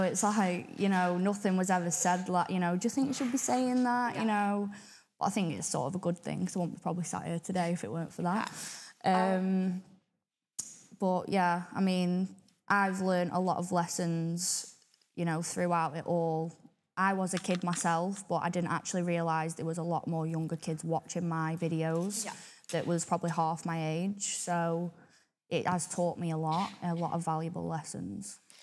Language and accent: English; Blackpool, North West England, United Kingdom; I definitely think Blackpool itself has definitely shaped me who I am today